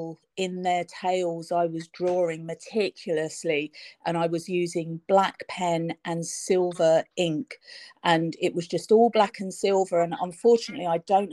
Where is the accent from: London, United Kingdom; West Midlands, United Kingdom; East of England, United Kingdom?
London, United Kingdom; also born or lived in Cornwall; I'm from London, which is probably obvious from my accent, I lived in London all of my life